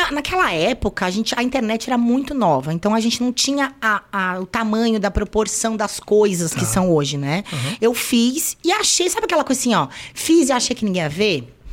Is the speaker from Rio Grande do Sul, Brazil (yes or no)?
yes; Guaíba, Rio Grande do Sul, Brazil; moved away; also born or lived in Porto Alegre / Fortaleza; eu nasci em Porto Alegre, lá ah. no, na PUC, ah. e aí depois eu fui pra Guaíba.